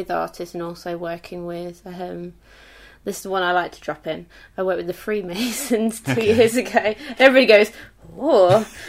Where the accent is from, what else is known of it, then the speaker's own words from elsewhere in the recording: Leicester, East Midlands, United Kingdom; because I'm originally from Leicester